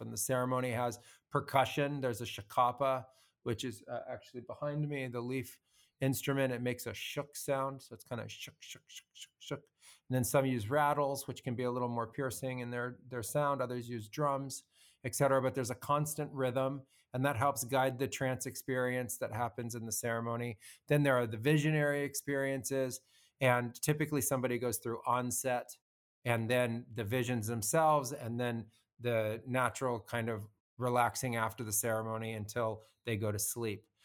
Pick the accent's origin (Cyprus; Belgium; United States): United States; moved away as an adult; also born or lived in Peru; I grew up as an American and I was, you know, living what had come out of a suburban childhood